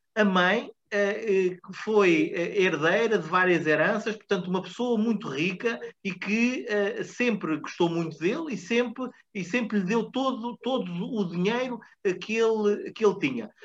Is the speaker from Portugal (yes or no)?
yes; Portugal; enquanto portugueses